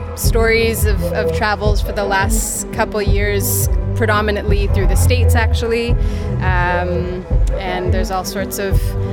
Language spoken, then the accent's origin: English; Hamilton, Ontario, Canada; also born or lived in Yellowknife / Guelph; now in Toronto, Canada; kind of in between, like, Guelph quite a bit. Hamilton is my hometown. I'm there quite a bit, and Toronto has just been my base.